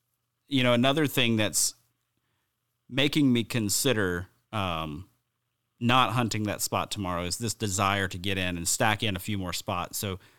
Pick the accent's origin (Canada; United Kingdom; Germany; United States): United States; the South; I grew up hunting in the South